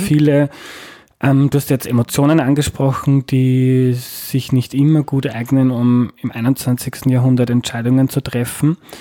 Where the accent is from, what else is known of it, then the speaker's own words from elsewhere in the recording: Austria; als Österreicher